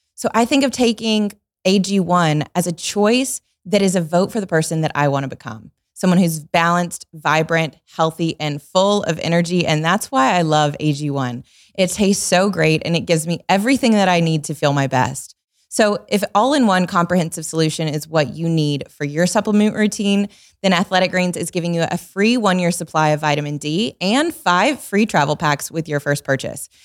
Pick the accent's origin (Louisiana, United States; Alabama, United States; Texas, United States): Alabama, United States; Tuscaloosa; moved away as an adult; also born or lived in Atlanta; I grew up in Tuscaloosa